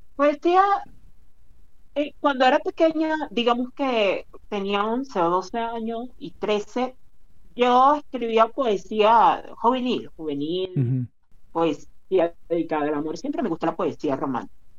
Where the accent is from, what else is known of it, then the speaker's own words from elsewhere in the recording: Maracaibo, Zulia, Venezuela; el país en el que del que yo me origino, es decir, Venezuela, no o en la ciudad de donde soy yo, no que es Maracaibo